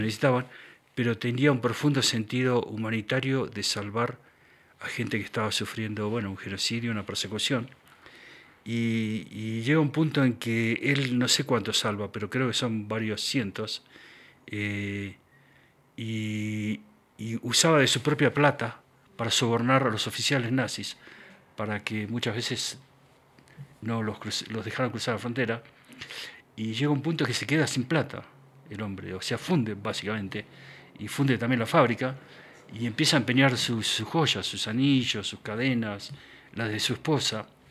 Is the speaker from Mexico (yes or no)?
no; Argentina; moved away; also born or lived in Quito, Ecuador / United States; yo crecí en Argentina en mi adolescencia, en la época de la dictadura